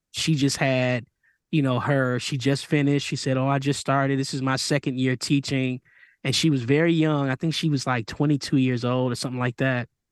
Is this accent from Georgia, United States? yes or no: no; Michigan, United States; I grew up in Michigan